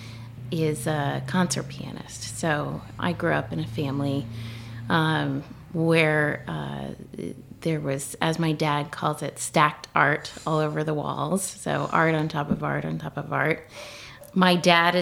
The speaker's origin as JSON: {"language": "English", "town": "Richmond", "region": "Virginia", "country": "United States", "tie": "born or raised there", "also_born_or_lived": "Washington, D.C.", "moved": "as an adult", "lives_now": "Scottsville, United States", "said": "I grew up in Richmond. I was born there and I stayed there till I was 18"}